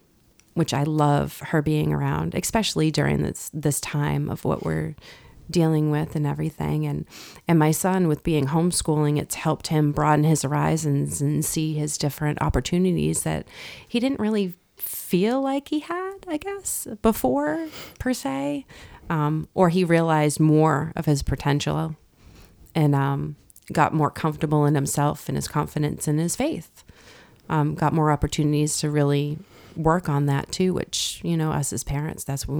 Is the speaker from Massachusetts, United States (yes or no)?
yes; North Reading, Massachusetts, United States; I was born and raised in North Reading, Massachusetts. I met my husband down in South Carolina visiting my parents.